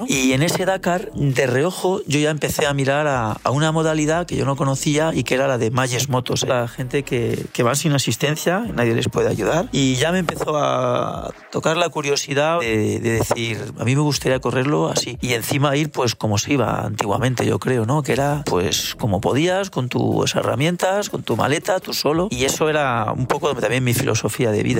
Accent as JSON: {"language": "Spanish", "town": "Madrid", "region": "Community of Madrid", "country": "Spain", "said": "Soy de Madrid, trabajo en el, en el ayuntamiento como bombero"}